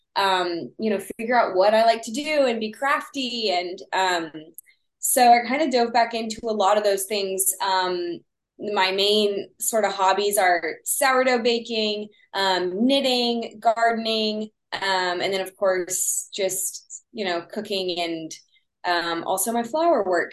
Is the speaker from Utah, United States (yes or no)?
no; Texas, United States; accent: Texas; my Texas accent